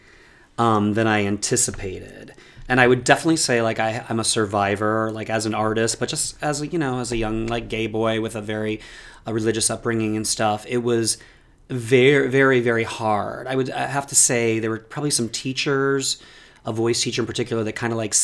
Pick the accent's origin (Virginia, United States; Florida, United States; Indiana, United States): Indiana, United States; near Chicago; moved away; I'm from Indiana, unfortunately, but near Chicago, which was like a huge saving grace for me growing up.